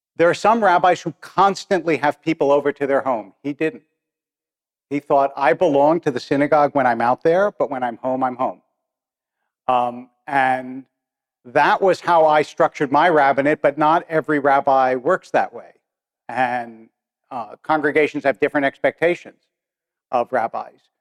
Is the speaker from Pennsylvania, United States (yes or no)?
yes; Harrisburg, Pennsylvania, United States; I remember when I was a kid in yeshiva in Harrisburg, because I was born in Harrisburg, and I was in like third or fourth grade